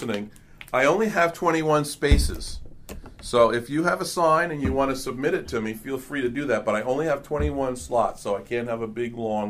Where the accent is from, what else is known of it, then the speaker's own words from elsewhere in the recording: Hawthorne, New Jersey, United States; I grew up in Hawthorne Public Schools, I went to Washington School, went to Roosevelt School, and then proud graduate of Hawthorne High School, best class ever, 1970.